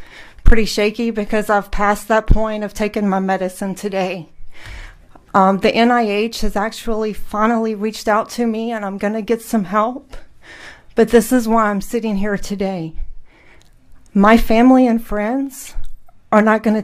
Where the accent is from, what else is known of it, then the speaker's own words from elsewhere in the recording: New Orleans, Louisiana, United States; I'm from New Orleans